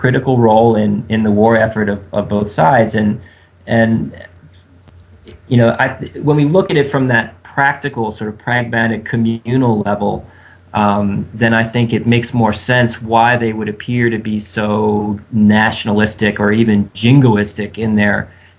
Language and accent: English; Pennsylvania, United States; now in Mississippi, United States; I'm from Pennsylvania.